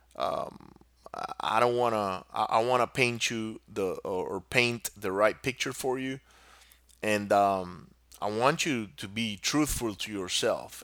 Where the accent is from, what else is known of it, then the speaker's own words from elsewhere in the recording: Venezuela; moved away; also born or lived in Singapore; I grew up in Venezuela